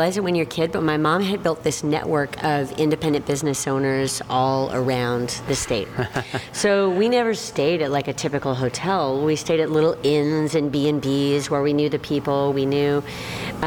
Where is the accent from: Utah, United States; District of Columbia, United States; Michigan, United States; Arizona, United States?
Arizona, United States; Phoenix area; also born or lived in Okinawa, Japan; And so born there, moved here as an infant to Luke Air Force Base, where my father was stationed after that. And so we got here in 1968, and I grew up at 59th Avenue in Northern